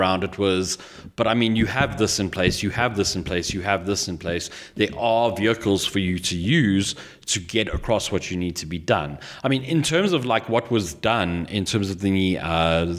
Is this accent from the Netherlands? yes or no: no; South Africa; I, as a South African